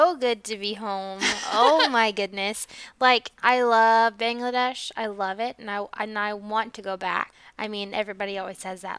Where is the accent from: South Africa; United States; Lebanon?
United States; as an American